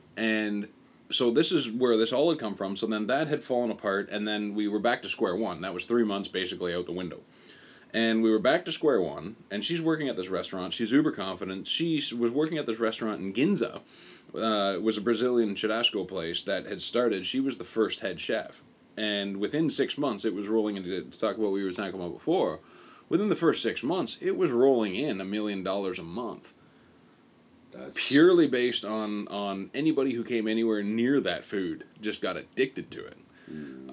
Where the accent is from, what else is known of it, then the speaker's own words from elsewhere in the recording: Canada; moved away as an adult; now in Japan; for me as a Canadian